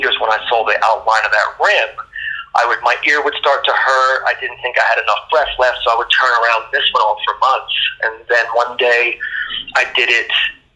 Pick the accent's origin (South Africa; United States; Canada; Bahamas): Bahamas; moved away; I was born in the Bahamas. So I was pretty much raised around the ocean